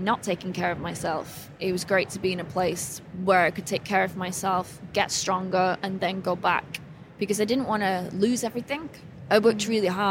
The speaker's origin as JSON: {"language": "English", "region": "England", "country": "United Kingdom", "tie": "born or raised there", "moved": "yes"}